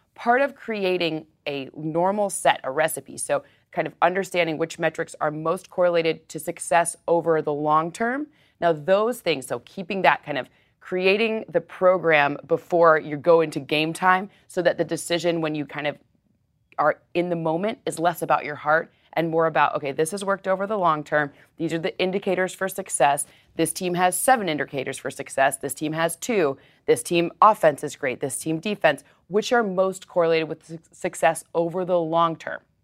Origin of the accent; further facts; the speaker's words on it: Detroit, Michigan, United States; my hometown